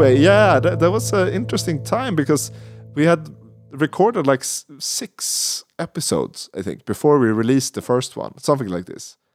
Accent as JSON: {"language": "English", "country": "Sweden", "second_language": "English", "said": "we're, we're from Sweden"}